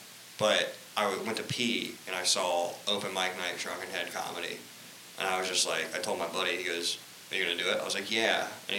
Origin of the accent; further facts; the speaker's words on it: Columbus, Ohio, United States; moved away as an adult; now in Austin, United States; I grew up in Columbus, like, the west side, just like, you know, just a normal person.